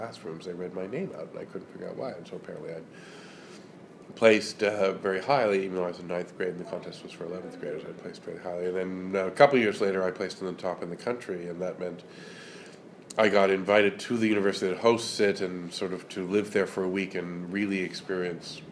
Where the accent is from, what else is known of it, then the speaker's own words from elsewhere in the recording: Toronto, Ontario, Canada; I grew up in the suburbs of Toronto